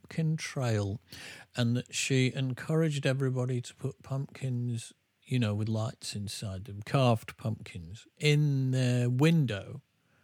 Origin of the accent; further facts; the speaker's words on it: England, United Kingdom; I'm English